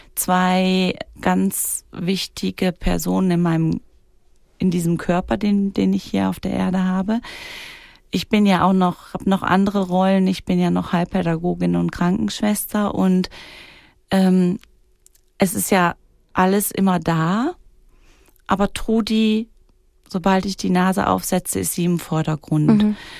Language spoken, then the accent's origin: German; Germany; also born or lived in Kreuzlingen, Switzerland; now in Wädenswil, Switzerland; bei uns in Deutschland